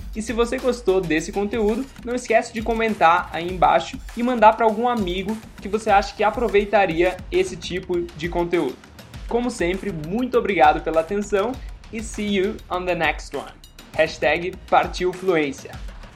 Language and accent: Portuguese; Gaúcho, Rio Grande do Sul, Brazil; eu sou gaúcho